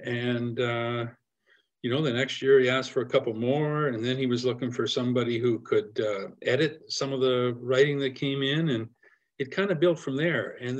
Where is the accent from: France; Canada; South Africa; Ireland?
Canada; I kind of love being in Canada. I love being Canadian. I love the opportunities we have here for outdoor adventure.